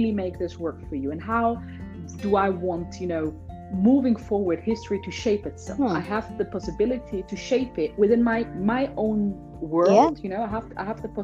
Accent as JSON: {"language": "English", "town": "Hanover", "region": "Lower Saxony", "country": "Germany", "tie": "born or raised there", "second_language": "English", "said": "born and raised in Hanover, Germany"}